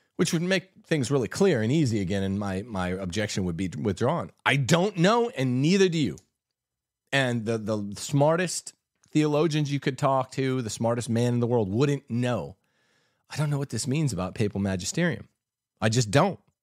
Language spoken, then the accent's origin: English; United States; We're American, we say Paglia.